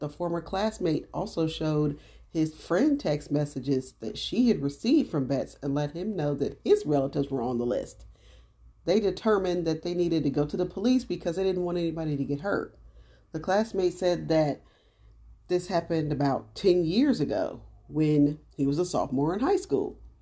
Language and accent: English; Dayton, Ohio, United States; I'm from Dayton, Ohio